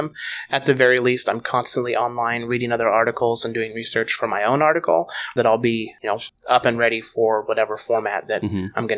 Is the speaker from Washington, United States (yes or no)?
yes; Tacoma, Washington, United States; also born or lived in Roanoke, Virginia; now in Seattle, United States; I'm originally from Tacoma, Washington